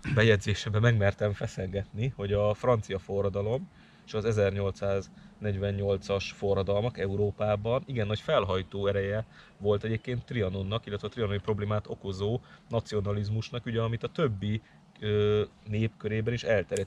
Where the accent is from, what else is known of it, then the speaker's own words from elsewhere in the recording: Hungary; magyarok vagyunk itt a magyarságom